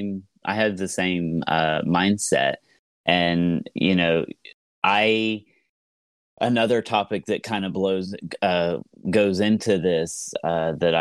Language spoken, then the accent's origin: English; Southeast Ohio, United States; I am from Southeast Ohio